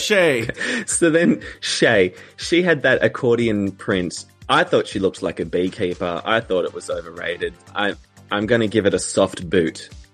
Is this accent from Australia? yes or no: yes; Australia; an Australian